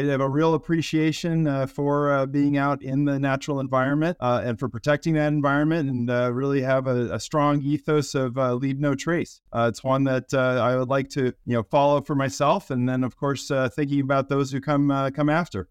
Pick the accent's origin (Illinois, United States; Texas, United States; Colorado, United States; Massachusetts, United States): Colorado, United States; I grew up in the great state of, uh, Colorado